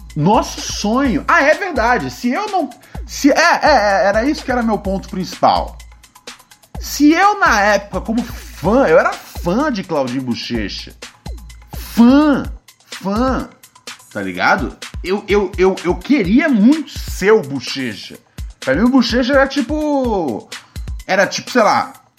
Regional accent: Rio de Janeiro, Brazil; moved away as an adult; já saí do Rio de Janeiro já tem já uns 10 anos

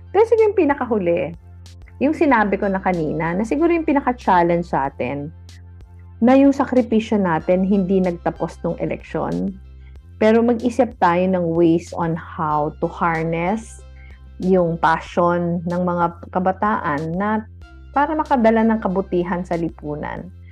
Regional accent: Naga, Bicol Region, Philippines; umuwi ako sa Naga last week.

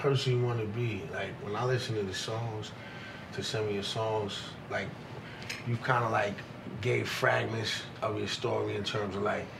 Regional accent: New York, United States; I'm from New York

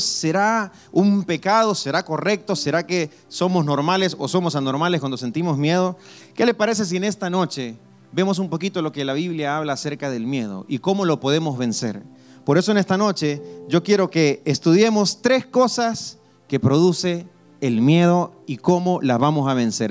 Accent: El Salvador; Yo soy del Salvador

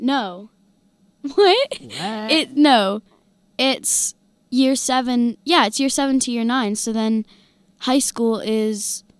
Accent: Illinois, United States; now in United Kingdom

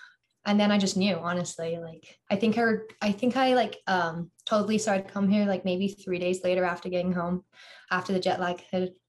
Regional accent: England, United Kingdom; accent: American; now in Iowa City, United States; So I pretty much basically sound American. A lot of teachers have no idea I'm from England.

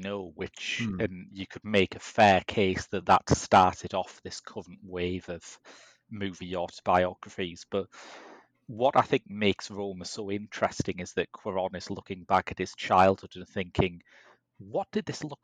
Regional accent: Middlesbrough, North East England, United Kingdom; growing up in Middlesbrough in the 80s

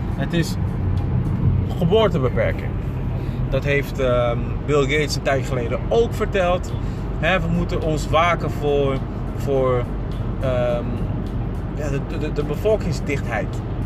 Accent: Ghana; now in Netherlands; Ghana in dat geval, waar ik vandaan kom

